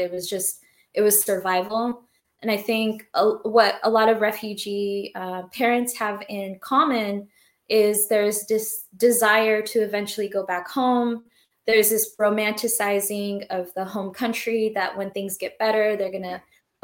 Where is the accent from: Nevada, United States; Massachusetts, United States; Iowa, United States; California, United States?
California, United States; Orange County; also born or lived in Somalia; I was born there. And I grew up mainly in Orange County after our resettlement process